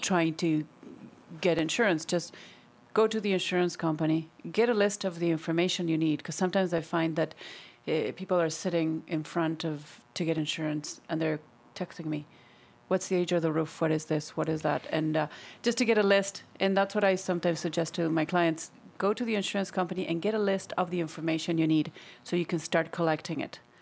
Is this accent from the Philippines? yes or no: no; Buenos Aires, Argentina; moved away; in my hometown, we have thirteen million, six, twenty million